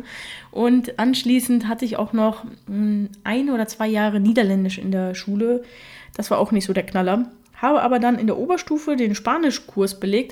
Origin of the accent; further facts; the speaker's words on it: Germany; first language Russian; Ich bin ja mit drei Jahren nach Deutschland gekommen und meine Muttersprache ist Russisch